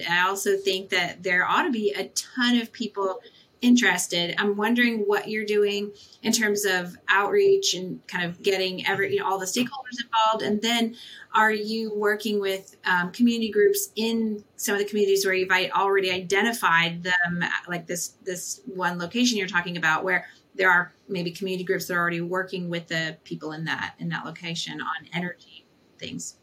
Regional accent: Texas, United States; moved away; I'm from Texas originally

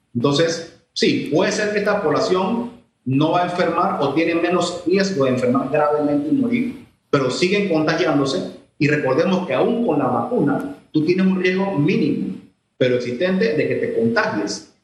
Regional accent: Panama; como ciudadano, como ser humano, como panameño

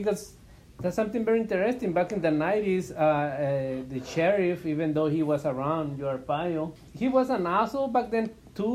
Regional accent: Chihuahua, Mexico; now in Phoenix, United States; I'm originally from Chihuahua, Mexico. I came to the States back in 1995.

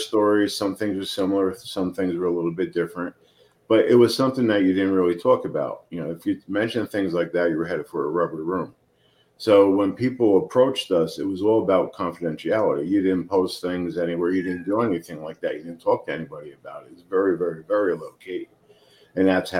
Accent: New Jersey, United States; now in Phoenix, United States; I'm from Jersey, but a summer house in Middleville, New Jersey.

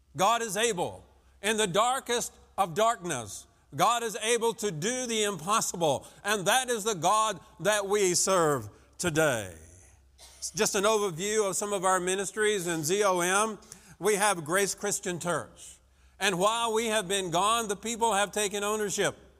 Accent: French Lick, Indiana, United States; I'm from French Lick, Indiana

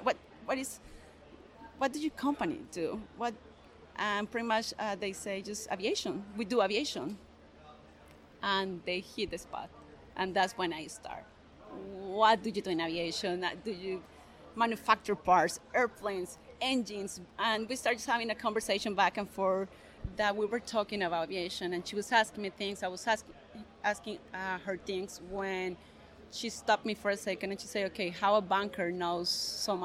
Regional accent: Granada, Colombia; English is a second language; moved away as an adult; also born or lived in Bogota, Colombia; now in United States; I'm originally from Colombia, from a small town called Granada

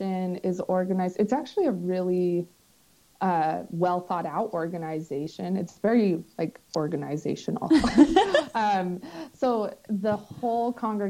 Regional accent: Southeastern Idaho, United States; Southeastern Idaho

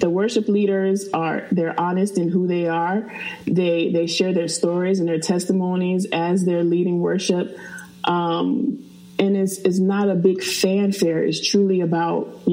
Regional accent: Fredericksburg, Virginia, United States; I'm from Fredericksburg, Virginia

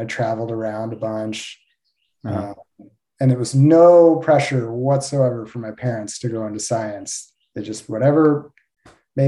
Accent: right outside of DC, East Coast, United States; moved away as an adult; also born or lived in Midwest / Los Angeles; now in Alachua, United States; So I grew up on the East Coast in right outside of DC

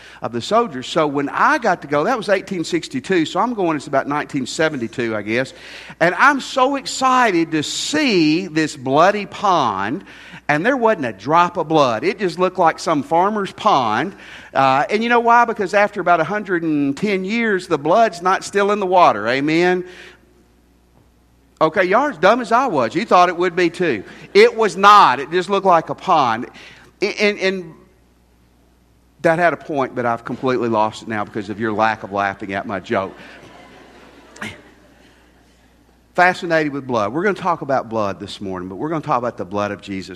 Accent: near Shiloh National Park, Tennessee, United States; I grew up near Shiloh National Park.

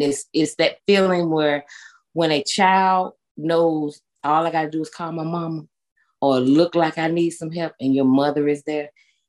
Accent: Winston-Salem, North Carolina, United States; born or raised there; moved away as an adult; now in Gastonia, United States

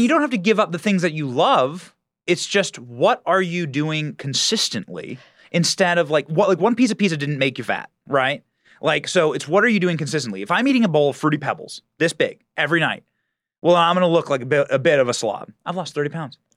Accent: Iowa, United States; moved away as an adult; I was raised in Iowa

